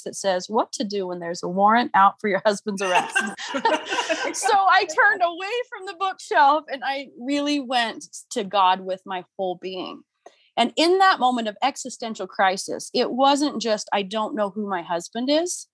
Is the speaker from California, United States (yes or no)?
no; St. George, Utah, United States; also born or lived in Spain / Hawaii / Provo, Utah; I was born and raised in St. George, Utah